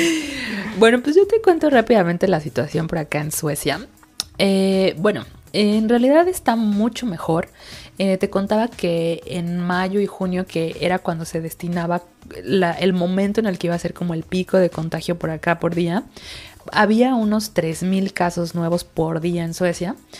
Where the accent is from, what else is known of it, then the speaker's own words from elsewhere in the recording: Mexico; now in Sweden; somos muchos mexicanos por allá